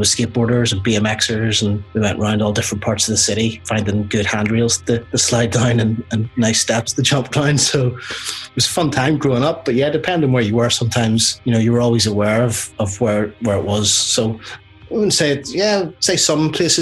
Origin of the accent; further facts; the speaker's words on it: Coleraine, Northern Ireland, United Kingdom; also born or lived in Belfast; now in Groomsport, United Kingdom; Born in Belfast, yeah. And then spent a lot of my time growing up in the North Coast. So about 60 miles north of Belfast in a small town called Coleraine